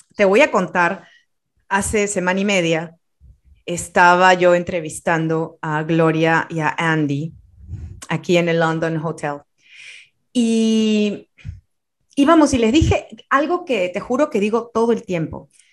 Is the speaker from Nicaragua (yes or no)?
no; Peru; como peruana, muchas veces y como sudamericana